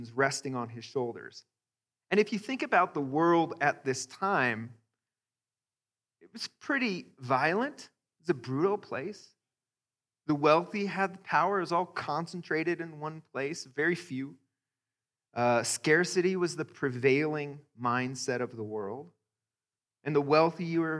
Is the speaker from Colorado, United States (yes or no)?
yes; Greeley, Colorado, United States; I grew up in Greeley, a white suburb in Colorado.